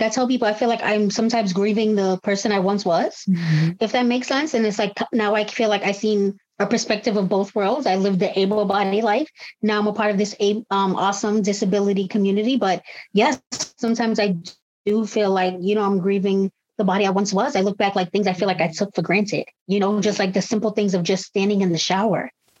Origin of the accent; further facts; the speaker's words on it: Cambridge, Massachusetts, United States; I'm 36 years old. I'm from Cambridge, Massachusetts